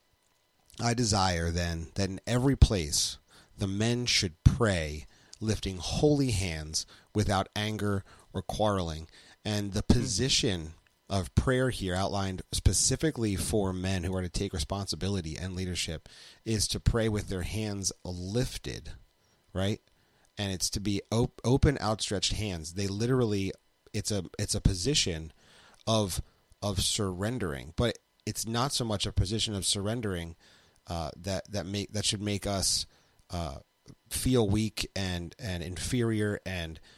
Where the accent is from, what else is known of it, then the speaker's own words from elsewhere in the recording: United States; I am an American